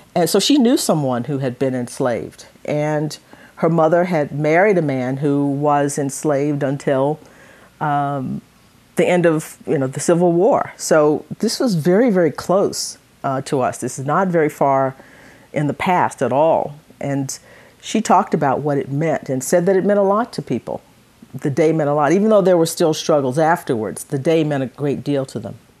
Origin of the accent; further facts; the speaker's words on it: Conroe, Texas, United States; also born or lived in Livingston, Texas; I grew up in, in, in Conroe.